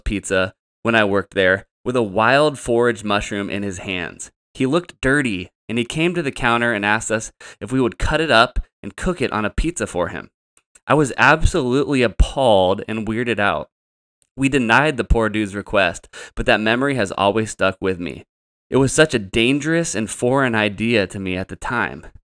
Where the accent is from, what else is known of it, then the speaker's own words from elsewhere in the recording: Santa Rosa, California, United States; I ended up back in my hometown at the local J C